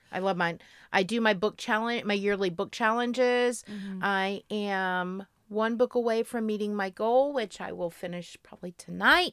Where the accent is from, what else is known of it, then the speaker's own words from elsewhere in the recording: Florida, United States; I'm from Florida.